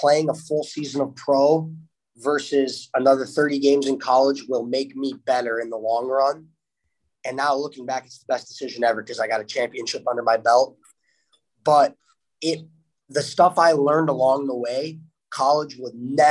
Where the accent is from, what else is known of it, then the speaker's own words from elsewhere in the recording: Florida, United States; moved away; I'm from Florida